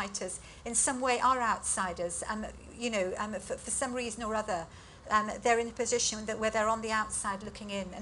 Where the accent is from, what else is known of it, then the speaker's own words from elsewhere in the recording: United Kingdom; having had quite a privileged education growing up in Britain